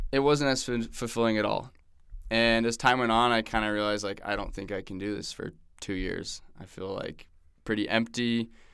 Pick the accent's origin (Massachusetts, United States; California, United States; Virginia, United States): California, United States; Newport Beach; moved away as an adult; also born or lived in Arizona / Manaus, Brazil; now in Provo, United States; I grew up in Newport Beach